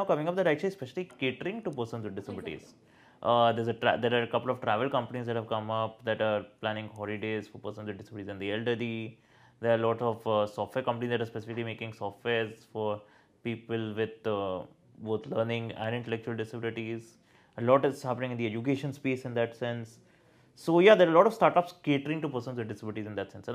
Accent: Delhi NCR, India; I'm an Indian or the fact that I'm a resident of Delhi NCR

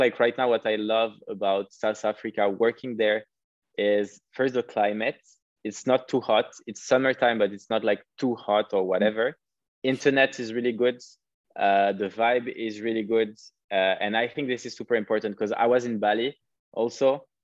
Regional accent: Paris, Île-de-France, France; moved away; also born or lived in Cape Town; I'm French, like I'm from Paris

